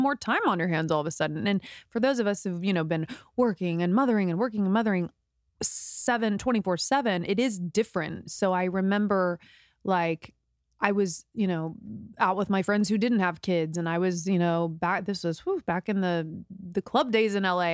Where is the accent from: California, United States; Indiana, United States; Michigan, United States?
Indiana, United States; moved away as an adult; now in Los Angeles, United States; this was back in the Midwest. We're from Indiana